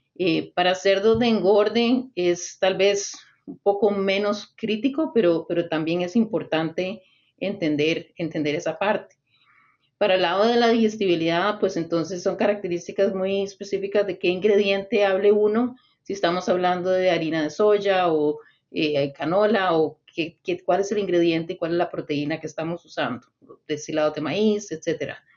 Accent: Costa Rica; soy originaria de Costa Rica

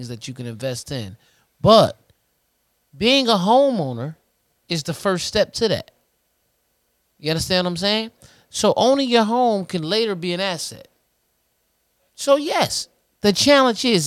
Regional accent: United States; Being American

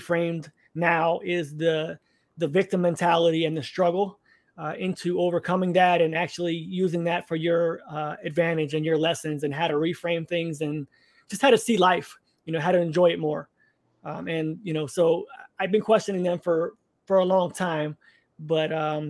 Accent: Orlando, Florida, United States; I was raised Catholic in Orlando, Florida area

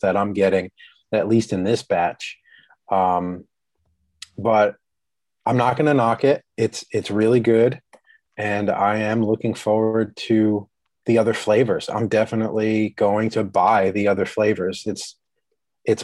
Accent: New York/New Jersey border, East Coast, United States; moved away; I grew up on the East Coast

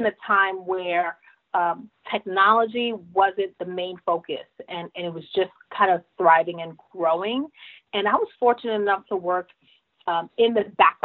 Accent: New York City, New York, United States; I was born and raised in Brooklyn, New York

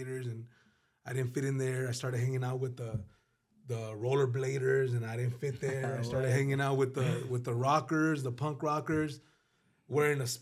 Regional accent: Los Angeles, California, United States; also born or lived in San Fernando Valley; now in Palmdale, United States; I grew up in Pacoima, California. Well, I grew up all over the valley, but my earliest days were in Pacoima, California

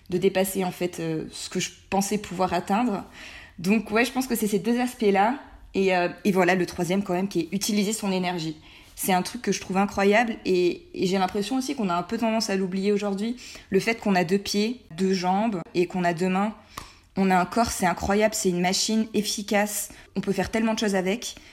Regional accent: Provence-Alpes-Côte d'Azur, France; moved away as an adult; c'est plus court et j'aime mieux. Euh, j'ai 25 ans, je suis née, j'ai grandi en Provence dans un petit village.

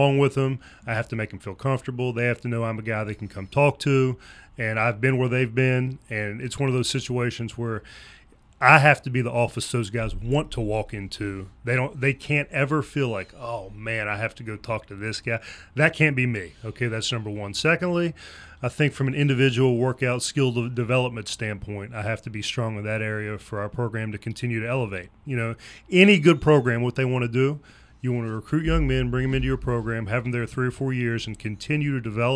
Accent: St. Albans, West Virginia, United States; moved away; we're both from St. Albans, which, again, is about 40 minutes up the road.

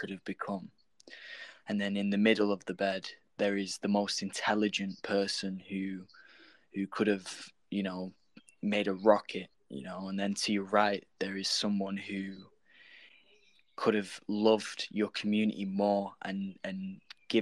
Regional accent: United Kingdom; I'm from the UK.

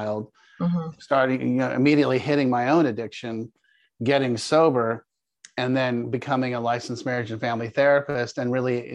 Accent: Palo Alto, California, United States; moved away as an adult; also born or lived in Denver, Colorado; now in Jacksonville, United States; I grew up in Palo Alto, California. I was born at Stanford University. You're actually speaking to a fourth generation California native.

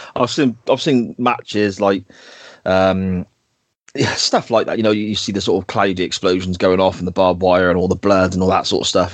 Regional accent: Gloucester, South West England, United Kingdom; my home city or my hometown's Guild Hall

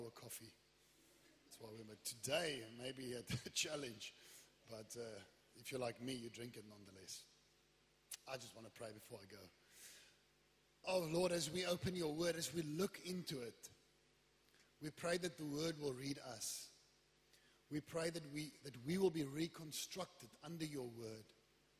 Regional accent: Wellington, Western Cape, South Africa; moved away; I come from Wellington.

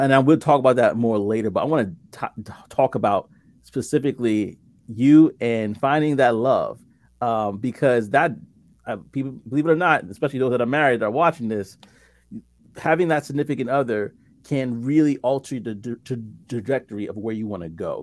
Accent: New York City, New York, United States; also born or lived in central New Jersey; now in New Jersey, United States; I'm in, in central New Jersey right now, but I'm originally from Brooklyn, New

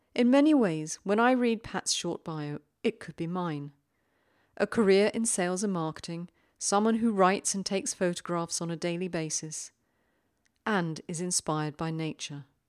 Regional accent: United Kingdom; being British

